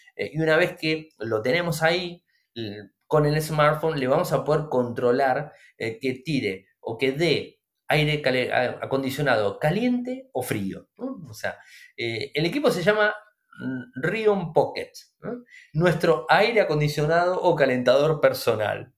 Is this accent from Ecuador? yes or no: no; Argentina; nosotros en Argentina